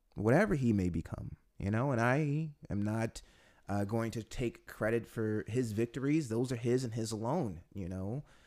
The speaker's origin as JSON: {"language": "English", "country": "United States", "moved": "yes", "lives_now": "Poland", "said": "being an American"}